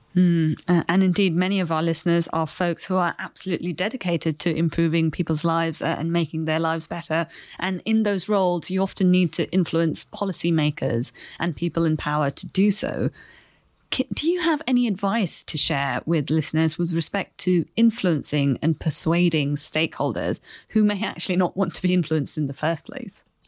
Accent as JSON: {"language": "English", "town": "Chennai", "region": "Tamil Nadu", "country": "India", "tie": "born or raised there", "moved": "yes", "said": "I grew up in India in the city of Chennai"}